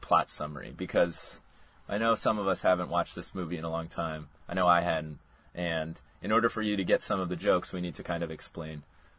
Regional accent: San Diego, California, United States; now in Miami, United States; We're all originally from San Diego. I have moved to Miami

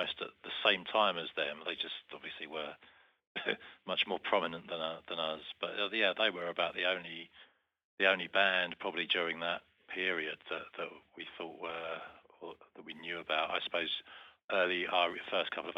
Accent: Medway Towns, South East England, United Kingdom; we came from the Medway Towns

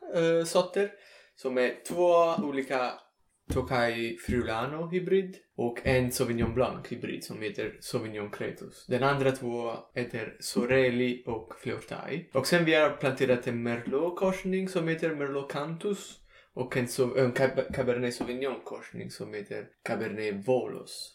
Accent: Salerno, Campania, Italy; Swedish is a second language; moved away as an adult; also born or lived in United States; nära Salerno, min hemstad

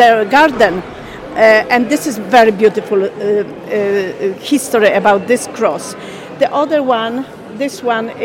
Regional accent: Poland; now in Ireland; I'm originally from Poland.

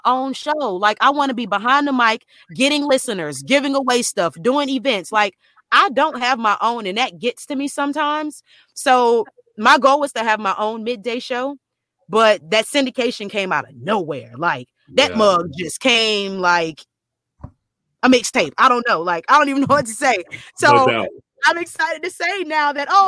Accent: Lafayette, Louisiana, United States; now in Dallas, United States; my hometown, Lafayette, Louisiana

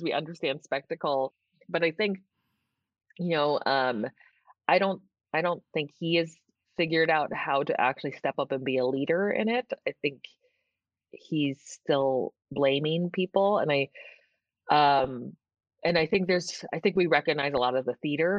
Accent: San Francisco, California, United States; I grew up in San Francisco. Okay. The city. I was born and raised there.

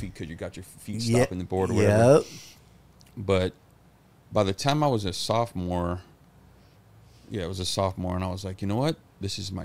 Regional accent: San Francisco, California, United States; born or raised there; also born or lived in Ann Arbor, Michigan

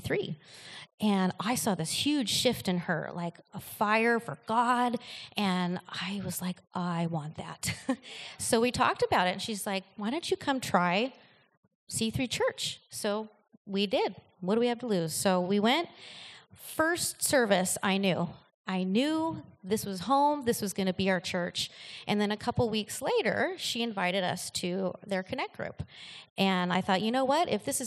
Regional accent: Oregon, United States; moved away as an adult; also born or lived in Seattle, Washington; now in El Cajon, United States; I am actually from Oregon. I'm not a native here

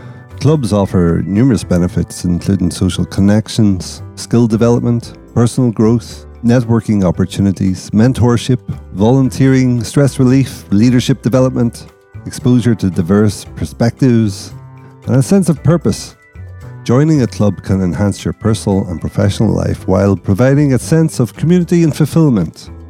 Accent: County Derry, Northern Ireland, United Kingdom; We're both from County Derry.

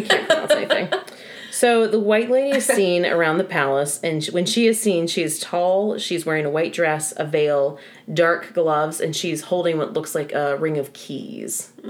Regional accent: United States; I'm American

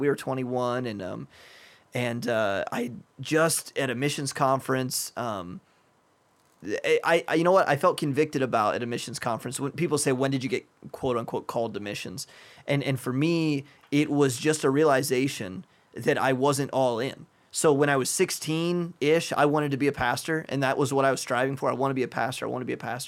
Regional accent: United States; moved away; an American living in a rich Western country

